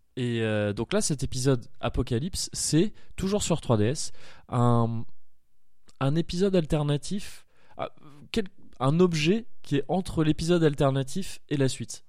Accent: Paris region, Île-de-France, France; now in Bordeaux, France; Je suis de Paris, de région parisienne à la base. Je suis arrivé à, Bordeaux

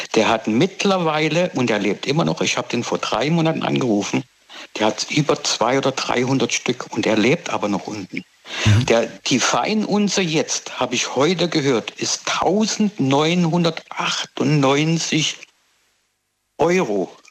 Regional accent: Pforzheim, Baden-Württemberg, Germany; moved away as an adult; now in South Africa; Ich komme ja aus der Goldstadt Pforzheim eigentlich. Ne? Bin ich Schwabe aufgewachsen.

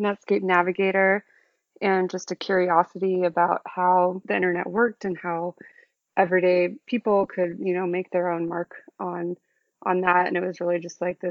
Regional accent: Sonoma County, outside San Francisco, California, United States; moved away as an adult; now in New York, United States; I grew up about 45 minutes outside of San Francisco in Sonoma County

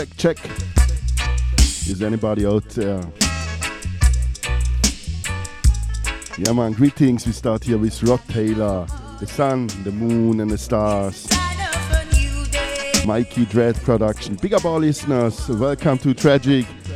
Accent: Lake Constance, Baden-Württemberg, Germany; my hometown at the Lake of Constance, South Germany, on the border to Switzerland and Austria

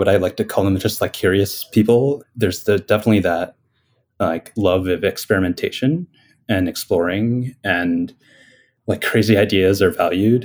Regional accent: Bucks County, Pennsylvania, United States; I grew up in Pennsylvania in Bucks County. So it's a suburb of Philadelphia.

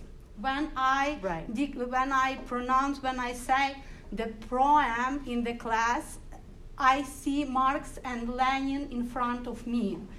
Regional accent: Ukraine; English is a second language; I was born in Soviet Ukraine, in a worker family

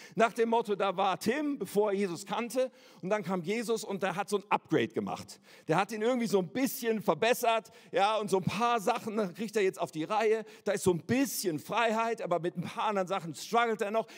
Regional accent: Germany; als Deutsche mit einem deutschen Pass

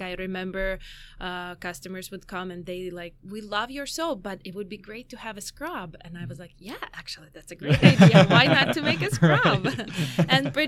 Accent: Ukraine; also born or lived in Chicago; now in United States; So, going from the beginning, I came from Ukraine about 15 years ago, me and my husband. So we've been here for 15 years. And we lived in Chicago for 8 years.

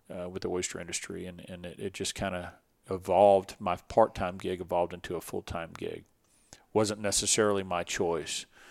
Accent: Dickinson, Texas, United States; I had a little bit of an advantage growing up here, growing up on Dickinson Bio

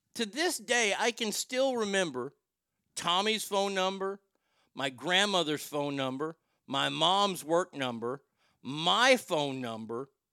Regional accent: Texas, United States; growing up in Texas, growing up in the 70s and 80s

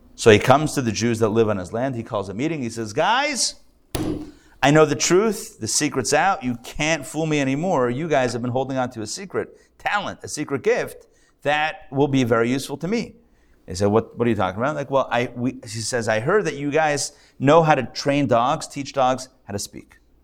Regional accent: Pittsburgh, Pennsylvania, United States; now in Atlanta, United States; I grew up in Pittsburgh

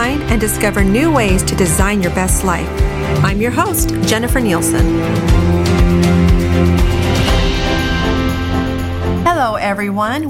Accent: Mesa, Arizona, United States; also born or lived in Gilbert, Arizona; We grew up in Mesa

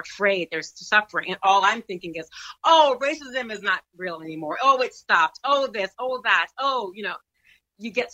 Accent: United States; I am American

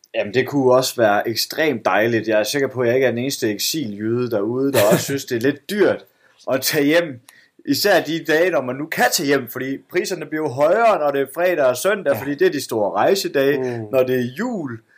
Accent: Esbjerg, Southern Denmark, Denmark; moved away; komme hjem til Esbjerg, hvor jeg er vokset op, hvor, min, hvor mine forældre bor.

